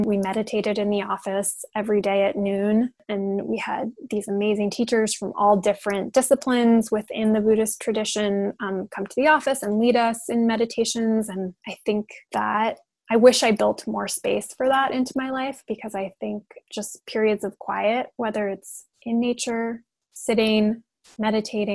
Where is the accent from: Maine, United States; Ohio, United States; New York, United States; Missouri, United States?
New York, United States; New York City; moved away as an adult; also born or lived in Bay Area, California; I grew up in New York City in an apartment